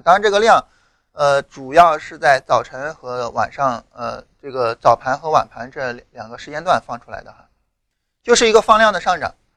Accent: China; 这更多的反映了我们中国人的一种特质

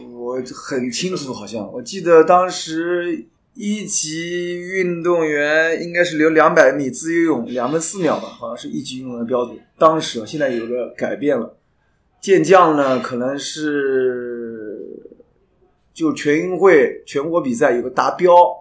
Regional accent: Jiangsu, China; moved away as an adult; now in Germany; 因为毕竟我在体育学，从小在大，一岁就在体育学，在待了二十几年

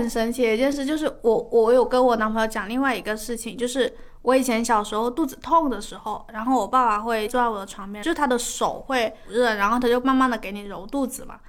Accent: Guangdong, China; 我妈很喜欢喝烫茶，你低估了潮汕人对烫的就是承受能力。

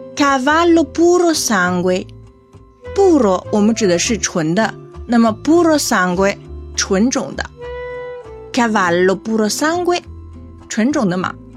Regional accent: China; 我是中国人呀。 虽然学意大利语很久

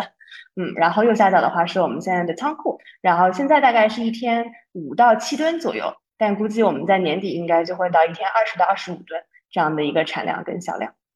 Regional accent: China; moved away as an adult; now in Ethiopia; 因为我们公司就之前只有我一个外国人，现在我又招了一个埃塞的同事，但还是只有我一张，就是一个中国人。

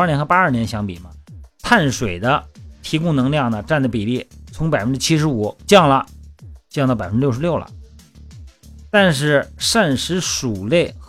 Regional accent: Shandong, China; now in Hainan, China; 你看我们老家山东哈

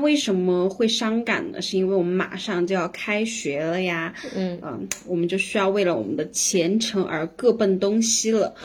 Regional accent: Sichuan, China; 同样我们也是作为四川人

